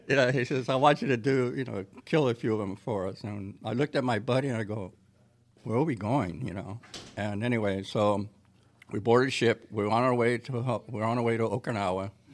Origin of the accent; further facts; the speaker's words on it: San Jose, California, United States; I grew up in San Jose